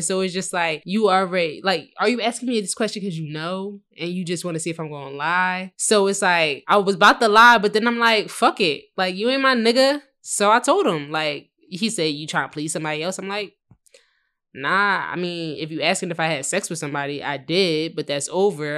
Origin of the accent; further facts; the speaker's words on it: New Jersey, United States; moved away as an adult; also born or lived in Philadelphia, Pennsylvania; I'm from Philly, but I originated from Jersey